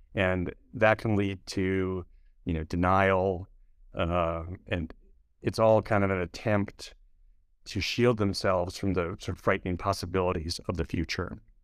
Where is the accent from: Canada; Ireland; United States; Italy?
United States; Minnesota; moved away as an adult; now in New York City, United States; I grew up in a, a large family in a small town in, uh, Minnesota